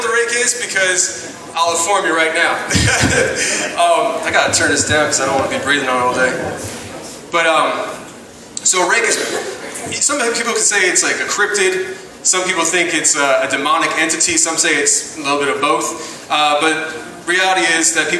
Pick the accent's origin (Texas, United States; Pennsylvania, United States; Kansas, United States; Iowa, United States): Pennsylvania, United States; Philadelphia; I'm from Philly.